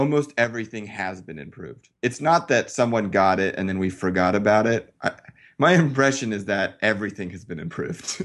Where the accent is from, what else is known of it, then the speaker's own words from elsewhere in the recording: Colorado, United States; grew up in Colorado